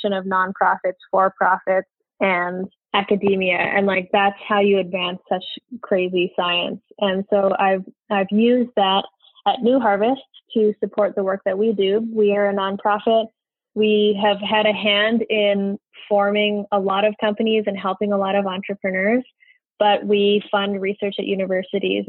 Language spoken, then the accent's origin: English; Edmonton, Alberta, Canada; I grew up in Edmonton, Alberta, Canada